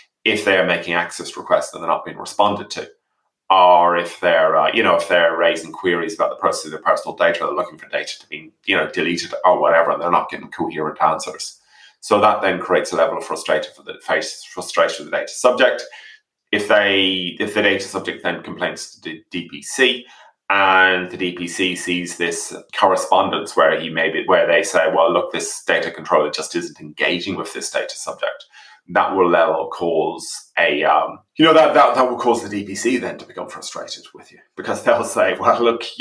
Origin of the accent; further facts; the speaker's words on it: England, United Kingdom; as a child, I grew up in England as a child